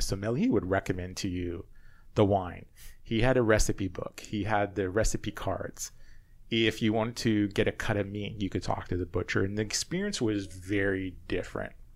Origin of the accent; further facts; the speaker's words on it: Canada; also born or lived in Charlotte, North Carolina; as the Canadian in the area